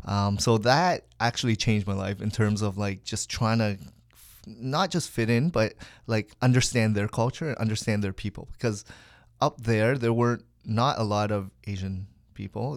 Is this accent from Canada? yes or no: yes; Hamilton, Ontario, Canada; also born or lived in Kitchener; now in Richmond Hill, Canada; I was actually conceived in Hamilton, Saint Joel Hospital